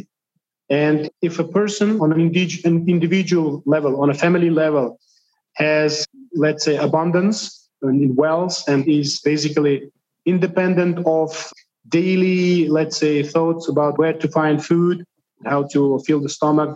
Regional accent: Bukhara Region, Uzbekistan; I am originally from Bukhara region

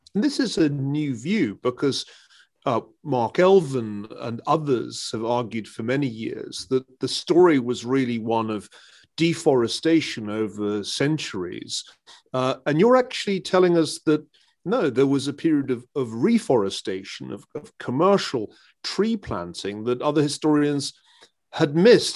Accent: Scotland, United Kingdom; as a Scotsman, uh, who grew up as, as Scotland, uh, entered a period of, of rapid, uh, commercial reforestation

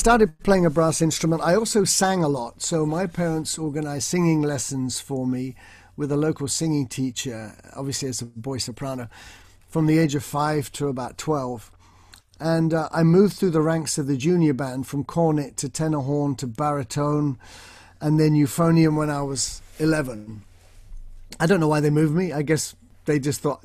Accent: Bournemouth, South West England, United Kingdom; I grew up in Bournemouth

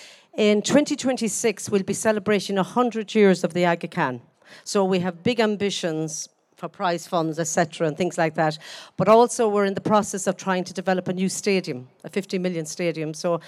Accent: Galway, Connacht, Ireland; I'm from Galway

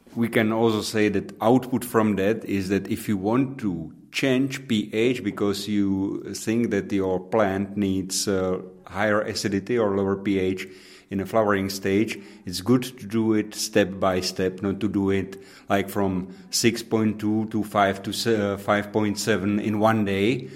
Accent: Pilsen, Plzeň Region, Czechia; English is a second language; my hometown in Pilsen

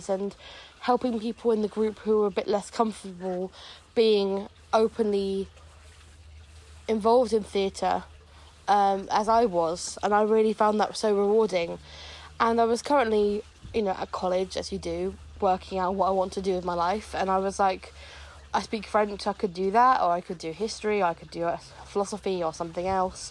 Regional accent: Devon, South West England, United Kingdom; I'm 22, almost 23, and I'm from Devon

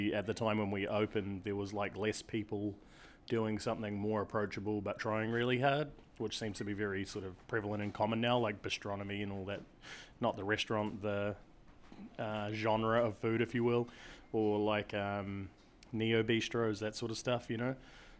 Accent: Auckland, New Zealand; moved away as an adult; now in New York City, United States; Well, I'm from West Auckland, so I'm not really the most fine dining dude. I'm a bit of a bogan

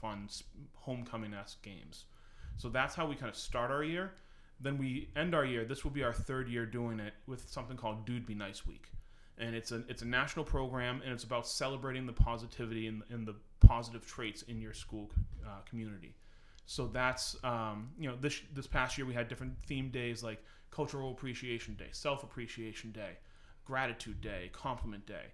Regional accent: Manchester, New Hampshire, United States; I grew up in New Hampshire, so I went to high school in Manchester.

